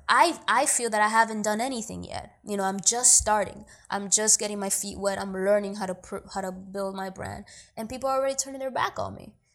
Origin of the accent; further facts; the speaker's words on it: New York City, New York, United States; also born or lived in Dominican Republic; I was born in Dominican Republic, but I grew up in New York